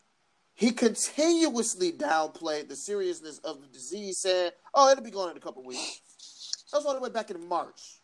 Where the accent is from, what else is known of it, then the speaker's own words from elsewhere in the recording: United States; I'm American